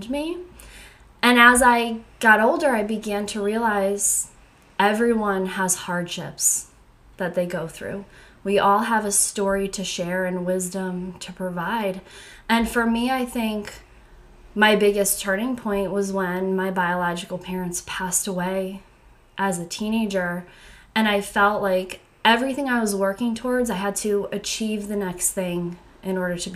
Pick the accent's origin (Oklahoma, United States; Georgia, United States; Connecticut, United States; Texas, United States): Connecticut, United States; I am from Connecticut